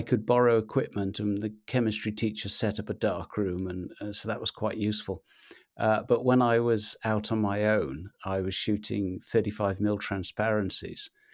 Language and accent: English; Wales, United Kingdom; now in Anglesey, United Kingdom; I grew up in Mid-Wales, uh, in a, a tiny little market town